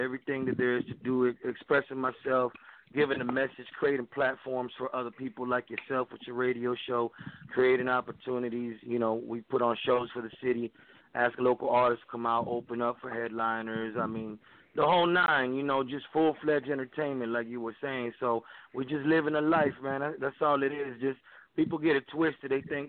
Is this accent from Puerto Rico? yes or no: yes; Humacao, Puerto Rico; now in Dallas, United States; I am from Humacao, man, right by the capital, right by San Juan.